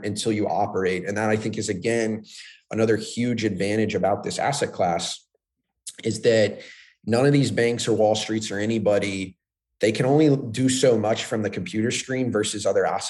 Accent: Florida, United States; growing up in Florida, everything's flat

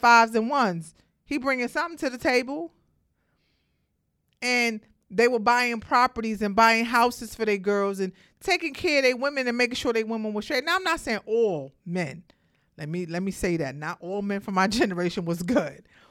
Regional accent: New York City, New York, United States; I'm from Brooklyn

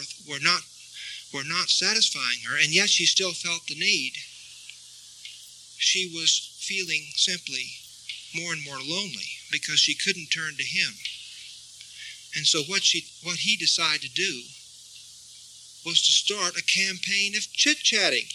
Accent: Texas, United States; now in Santa Fe, United States; I grew up in Texas and we had rattlesnakes all over the place

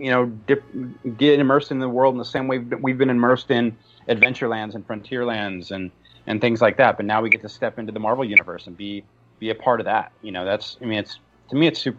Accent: Southern California, United States; I grew up in Southern California

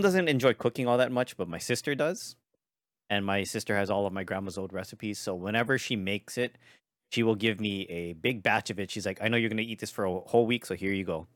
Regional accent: Hawaii, United States; I'm from Hawaii

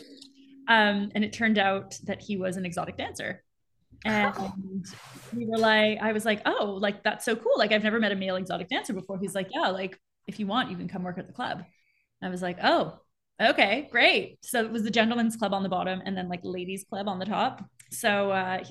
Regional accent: Montreal, Quebec, Canada; also born or lived in Southern Africa / Peru; now in Vancouver, Canada; I grew up in Montreal. That's where I'm originally from. I live in Vancouver now, but I was born and raised in Montreal.

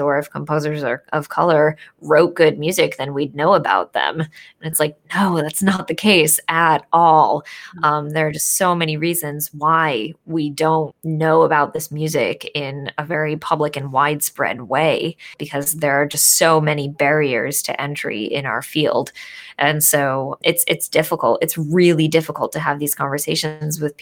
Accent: Northeast of the United States, United States; I grew up in the Northeast of the United States

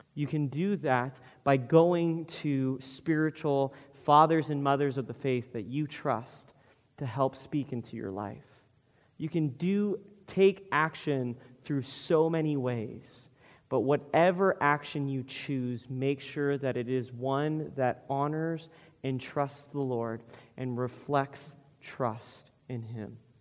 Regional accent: United States; Western American people

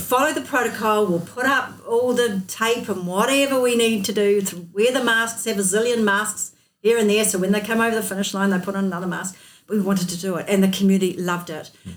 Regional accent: North Otago, New Zealand; also born or lived in Dunedin; I was born in North Otago and I've lived here most of my life

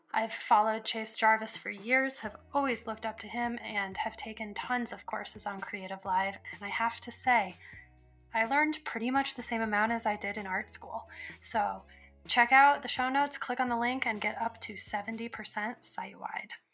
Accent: Colorado, United States; I'm from Colorado

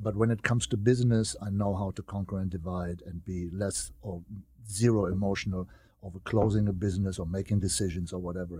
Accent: Germany; moved away; my hometown, you know, is always my hometown in Germany

